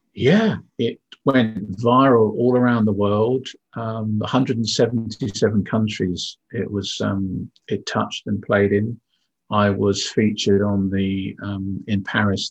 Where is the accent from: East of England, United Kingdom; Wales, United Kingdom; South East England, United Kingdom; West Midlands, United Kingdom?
South East England, United Kingdom; Windsor; moved away; also born or lived in Yorkshire; I was born in the UK um, in uh, in Yorkshire actually, so my accent should be a little bit different. But my parents moved me down south to the town of Windsor